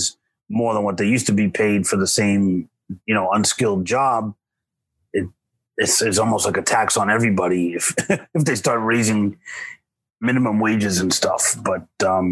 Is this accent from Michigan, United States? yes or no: no; New York, United States; having been born and raised in New York, you know, which has its own kind of pizza